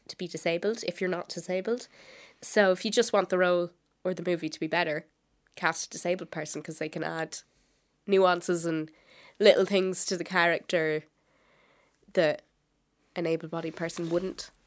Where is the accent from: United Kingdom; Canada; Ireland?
Ireland; Wexford, Leinster; I am from Wexford